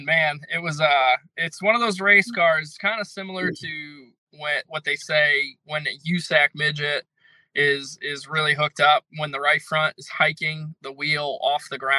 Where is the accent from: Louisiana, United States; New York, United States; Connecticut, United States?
Connecticut, United States; I'm from Connecticut